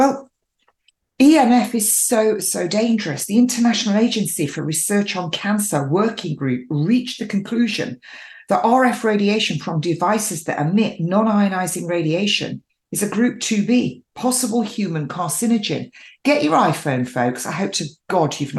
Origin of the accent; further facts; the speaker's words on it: England, United Kingdom; I am English, born and bred, an English rose.